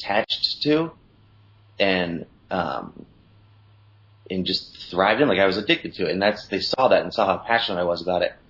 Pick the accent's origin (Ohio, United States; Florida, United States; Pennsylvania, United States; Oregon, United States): Ohio, United States; Columbus; moved away as an adult; also born or lived in San Diego; I grew up in Columbus, Ohio, and then did the standard, graduated high school, and then jumped in my car with my buddies and moved out to San Diego